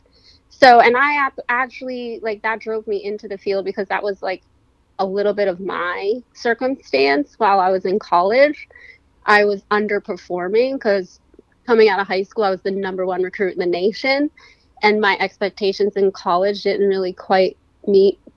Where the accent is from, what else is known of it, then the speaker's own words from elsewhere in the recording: Pennsylvania, United States; moved away as an adult; also born or lived in Florida / California / Chester County, Pennsylvania; I'm originally from Pennsylvania